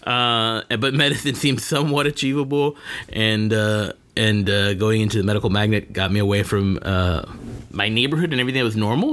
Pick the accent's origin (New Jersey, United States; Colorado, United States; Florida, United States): Florida, United States; Miami Gardens; I am a Miami native, born and raised. I grew up in Miami Gardens